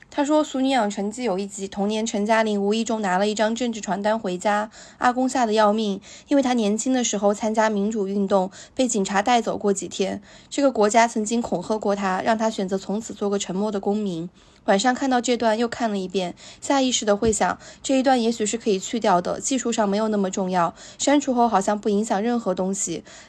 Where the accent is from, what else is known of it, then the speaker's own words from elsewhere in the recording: China; 可能我们大陆这边讲的七零后的一个故事